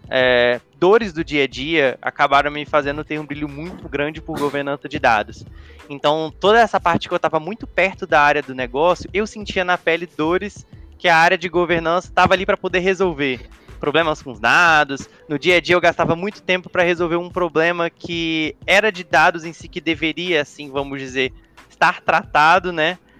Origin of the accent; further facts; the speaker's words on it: Vitória, Espírito Santo, Brazil; sou do Espírito Santo, sou capixaba, Vitória